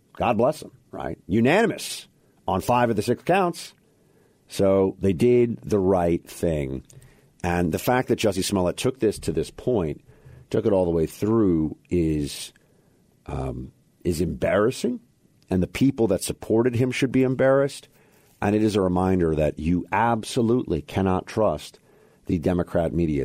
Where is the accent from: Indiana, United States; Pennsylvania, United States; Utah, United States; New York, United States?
New York, United States; New York City; I'm from Manhattan, New York City